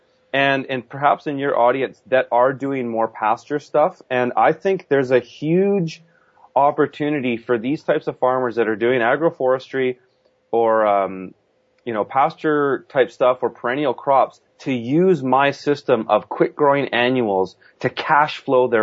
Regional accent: Kelowna, British Columbia, Canada; my hometown, which I'm based out of now

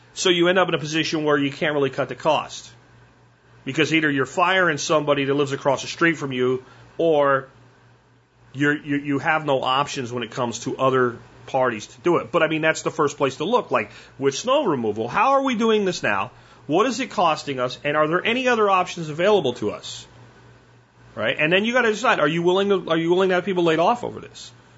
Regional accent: Pottsville, Pennsylvania, United States; growing up in Pennsylvania

